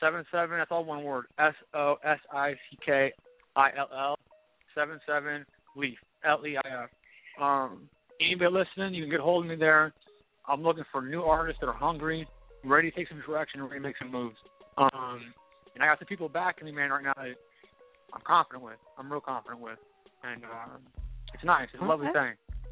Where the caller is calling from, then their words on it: Los Angeles, California, United States; San Fernando Valley, Los Angeles area. But it's a valley